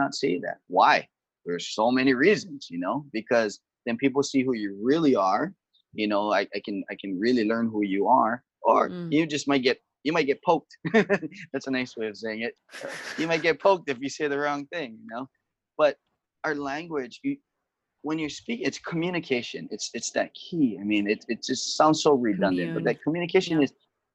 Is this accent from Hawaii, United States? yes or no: yes; Kaneohe, Hawaii, United States; I'm from Kaneohe over on the windward side of Oahu